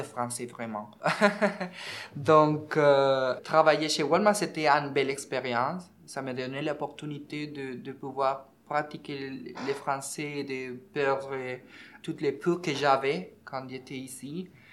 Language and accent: French; Venezuela; French is a second language; moved away as an adult; also born or lived in Ecuador; now in Montreal, Canada; Mon pays d'origine, euh, c'est Venezuela. Je suis né là, j'ai quitté mon pays en 2014